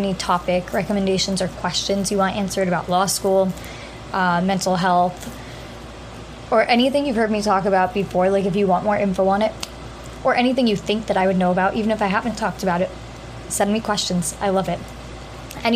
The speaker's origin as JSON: {"language": "English", "region": "New Hampshire", "country": "United States", "moved": "as an adult", "lives_now": "New York, United States", "said": "I go to law school in New York as well, but I am from New Hampshire"}